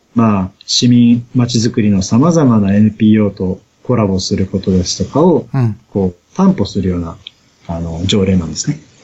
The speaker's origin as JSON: {"language": "Japanese", "town": "Yokohama", "region": "Kanagawa", "country": "Japan", "tie": "born or raised there", "moved": "yes", "lives_now": "Toda, Japan", "said": "は生まれも育ちも横浜の浜っ子なんです"}